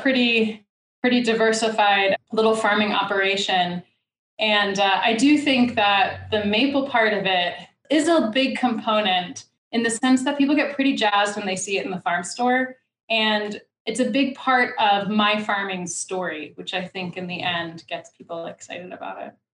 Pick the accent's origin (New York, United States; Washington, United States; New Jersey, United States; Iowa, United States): New York, United States; New York City; moved away; I grew up in the Bronx in New York City